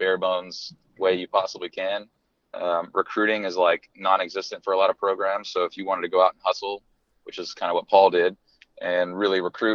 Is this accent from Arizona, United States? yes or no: no; East Bay, California, United States; I grew up in the East Bay, California. I'm from the Bay Area